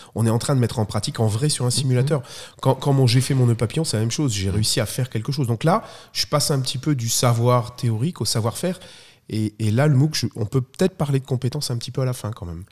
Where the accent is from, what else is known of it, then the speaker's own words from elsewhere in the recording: Belgium; je suis belge, très belge aussi